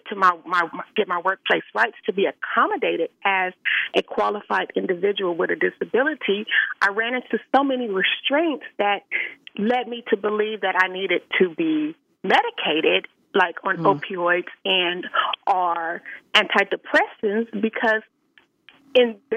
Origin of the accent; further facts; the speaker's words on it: Los Angeles, California, United States; a Black woman growing up in South Central Los Angeles